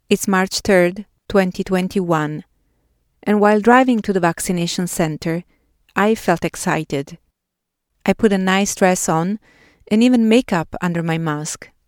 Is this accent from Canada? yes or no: no; Naples, Campania, Italy; English is a second language; moved away as an adult; now in San Francisco, United States; I am a writer, educator, and radio producer in San Francisco. I grew up in Naples and moved to the Bay Area in 2007.